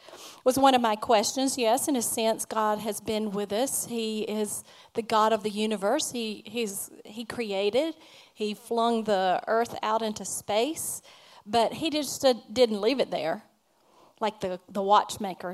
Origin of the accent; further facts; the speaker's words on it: Alabama, United States; I'm from Alabama. So, and happy to be. We're Alabamians